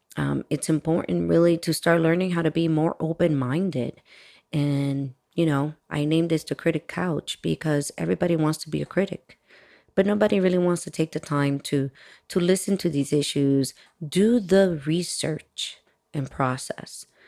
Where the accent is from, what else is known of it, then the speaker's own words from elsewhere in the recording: Miami, Florida, United States; also born or lived in Washington Heights, New York City / Dominican Republic (family); was born in New York and raised in Miami, Florida